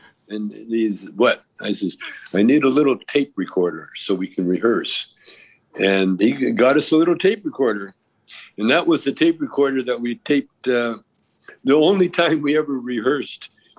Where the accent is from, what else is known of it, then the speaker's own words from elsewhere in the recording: Canada; now in United States; Yeah, I'm Canadian.